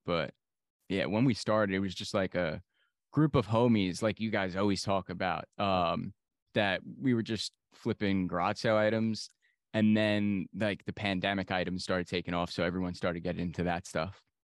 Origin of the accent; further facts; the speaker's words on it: New York, United States; I'm from New York.